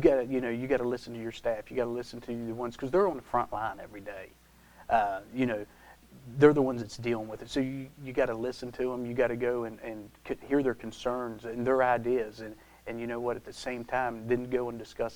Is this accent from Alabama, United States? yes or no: no; Taylor County, North Central West Virginia, United States; I was born and raised in Taylor County, had the opportunity to stay here, raising my family